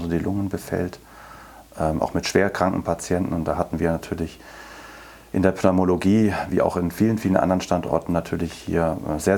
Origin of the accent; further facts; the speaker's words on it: Berlin, Germany; Ja, also eigentlich ähm, komme ich aus Berlin.